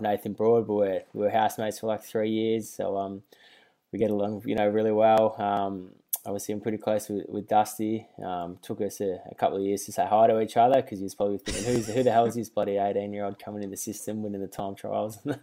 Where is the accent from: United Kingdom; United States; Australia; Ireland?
Australia; Melbourne, Victoria; moved away; I grew up in Carlton